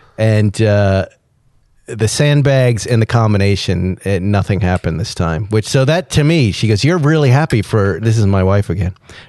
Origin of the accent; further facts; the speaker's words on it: East Coast, United States; now in California, United States; I grew up on the East Coast.